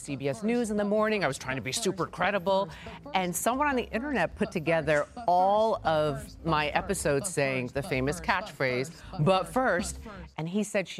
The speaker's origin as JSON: {"language": "English", "town": "New York City", "region": "New York", "country": "United States", "tie": "born or raised there", "moved": "yes", "said": "Real Housewives of Queens, New York, my hometown"}